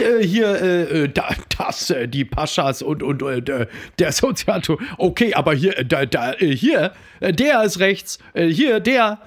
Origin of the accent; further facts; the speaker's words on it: Ruhr area, North Rhine-Westphalia, Germany; ich komme aus dem Ruhrgebiet, da heißt natürlich Ballon